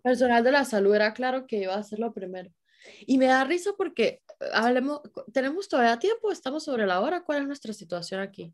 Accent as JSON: {"language": "Spanish", "town": "San Cristóbal", "region": "Táchira", "country": "Venezuela", "moved": "yes", "lives_now": "Germany", "said": "por lo menos en San Cristóbal, siempre fue así"}